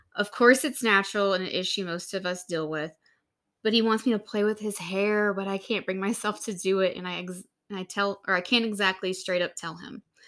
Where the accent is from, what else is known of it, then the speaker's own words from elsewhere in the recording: Louisiana, United States; moved away; back home where we grew up in Louisiana